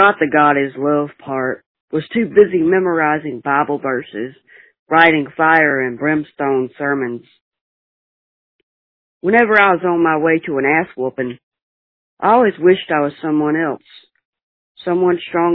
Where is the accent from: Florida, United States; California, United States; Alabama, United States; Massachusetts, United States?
Alabama, United States; now in Dallas, United States; I'm calling from Dallas, Texas, originally born in Alabama